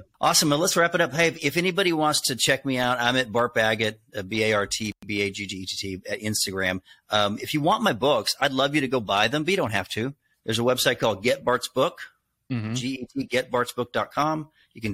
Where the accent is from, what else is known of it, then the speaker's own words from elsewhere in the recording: the South, United States; accent: Southern; Boston stations didn't want to book me because I had a Southern accent.